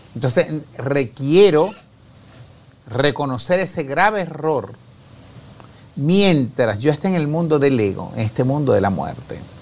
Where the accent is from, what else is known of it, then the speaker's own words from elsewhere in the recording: Carora, Lara, Venezuela; yo aquí estoy en Guatemala, que vengo de Venezuela